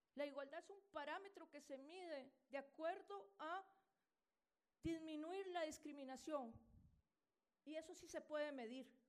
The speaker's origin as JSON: {"language": "Spanish", "country": "Costa Rica", "said": "en mi país, Costa Rica"}